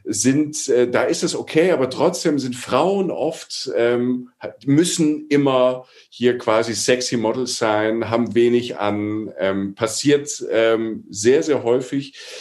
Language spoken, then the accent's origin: German; Rhineland-Palatinate, Germany; wie ich irgendwo in einem 1000 Einwohner Dorf in der Südpfalz äh, groß wird